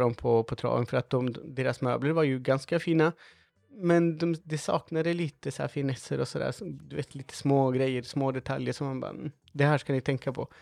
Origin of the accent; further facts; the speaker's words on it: Chile; now in Sweden; det var här jag växte upp